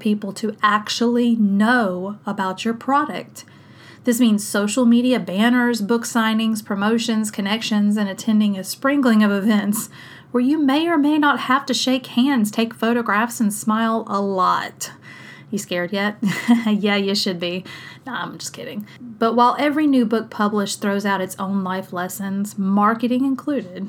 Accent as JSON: {"language": "English", "region": "South Mississippi", "country": "United States", "tie": "born or raised there", "said": "my hometown in South Mississippi"}